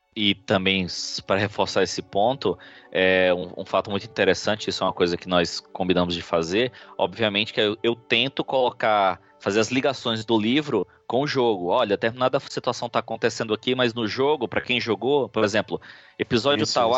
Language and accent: Portuguese; Fortaleza, Ceará, Brazil; now in São Paulo, Brazil; eu sou de Fortaleza, no Ceará, sou nordestino aqui perdido em São Paulo